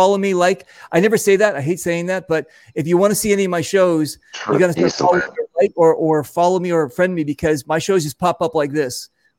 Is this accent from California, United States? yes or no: yes; Santa Monica, California, United States; I was born and raised. I was born in Santa Monica. I was born and raised here, right?